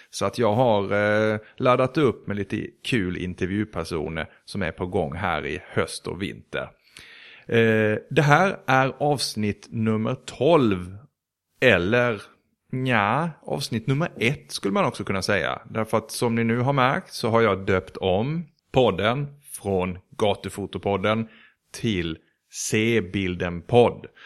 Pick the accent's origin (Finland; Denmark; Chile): Denmark; moved away; also born or lived in Sweden; Jag är född i Sverige men jag var tre när mina föräldrar eh, bortförde mig till Danmark.